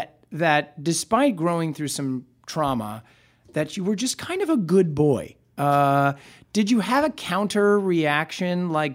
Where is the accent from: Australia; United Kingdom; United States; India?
United States; Nebraska; I'm from Nebraska.